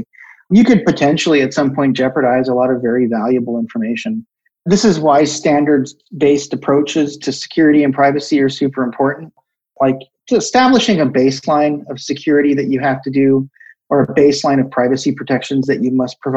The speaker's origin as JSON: {"language": "English", "country": "United States", "said": "being an American"}